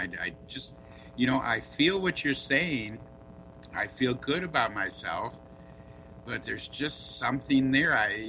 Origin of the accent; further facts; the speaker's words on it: Muskegon, Michigan, United States; I was born in Muskegon, Michigan.